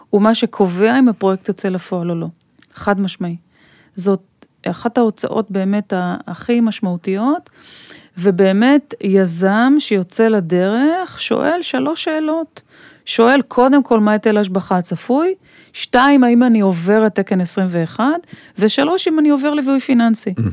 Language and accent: Hebrew; Israel; now in Tel Aviv, Israel; אני היום גר בתל אביב, אבל גדלתי רוב השנים באזורים יותר כפריים.